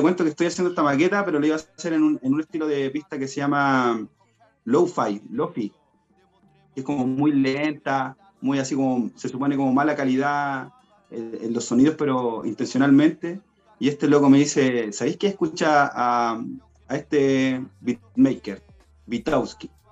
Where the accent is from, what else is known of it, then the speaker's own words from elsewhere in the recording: Buin, Santiago Metropolitan Region, Chile; yo también soy de la, comuna de Win, soy de Alto Jahuel